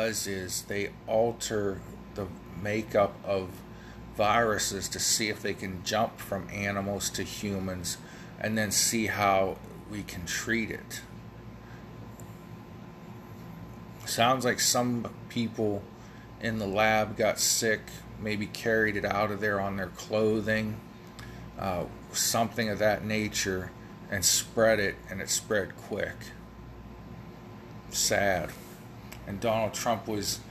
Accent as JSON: {"language": "English", "region": "Ohio", "country": "United States", "said": "from Canton, Ohio, my home state."}